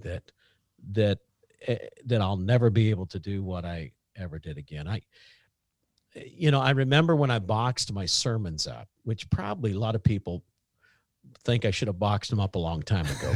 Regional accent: Southern Indiana, United States; I'm from Southern Indiana

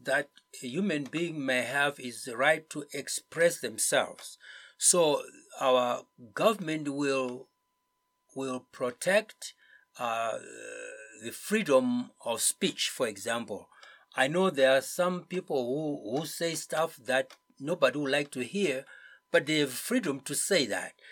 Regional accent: Zimbabwe; moved away as an adult; I've come back because this is my home

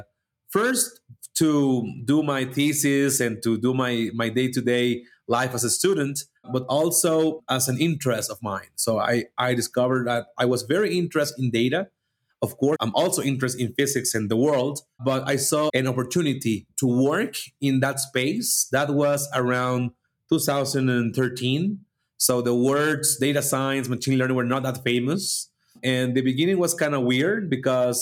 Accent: Venezuela; moved away as an adult; now in Mexico; I'm from Venezuela, living in Mexico

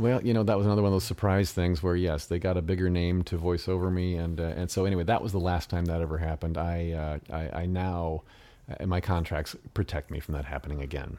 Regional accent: United States; first language English; I was the only American actor in the film that spoke English as a first language

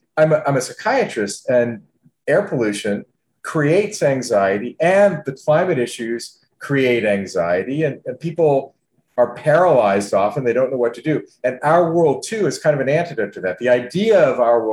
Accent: Buffalo, New York, United States; also born or lived in Niagara Falls, New York / Western Pennsylvania; I grew up in Western New York and Western Pennsylvania

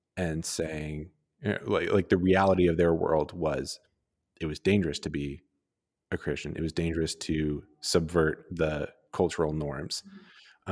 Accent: Calgary, Alberta, Canada; growing up in Calgary

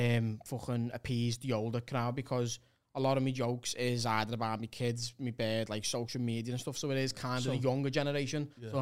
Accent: Liverpool, North West England, United Kingdom; because I'm a Scouser.

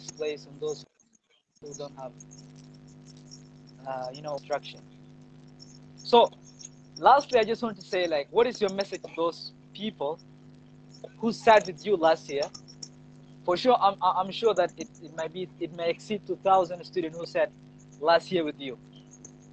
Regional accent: Upper Nile, South Sudan; I'm from Upper Nile too

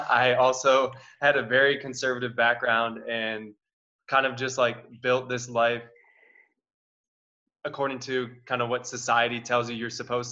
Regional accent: Wisconsin, United States; also born or lived in Milwaukee area; I'm from Wisconsin. So I just left the Milwaukee area

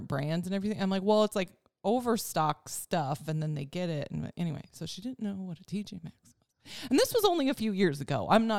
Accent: Wisconsin, United States; moved away; When I go back to Wisconsin

